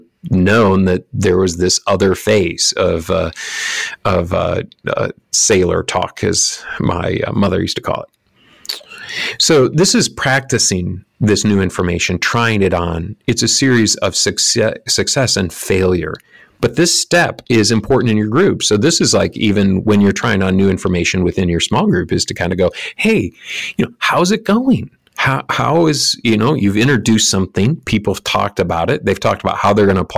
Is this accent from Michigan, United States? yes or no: yes; Lansing, Michigan, United States; all around Lansing, Michigan, my hometown.